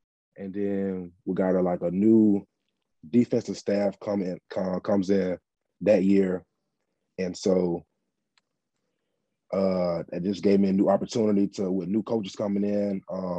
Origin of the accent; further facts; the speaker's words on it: Phenix City, Alabama, United States; I'm from Phenix City, Alabama.